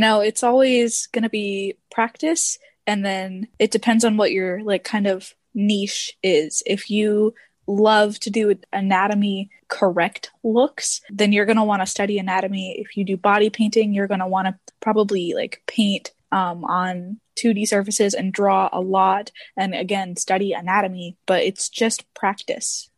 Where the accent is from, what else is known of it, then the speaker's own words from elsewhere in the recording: Detroit, Michigan, United States; now in Texas, United States; I'm actually from Detroit, but I'm living in Texas